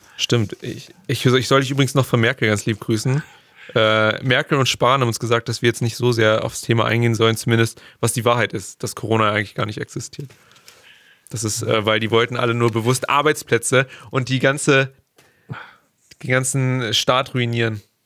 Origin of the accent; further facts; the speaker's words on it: Germany; gerade als Deutscher, gerade hier bei uns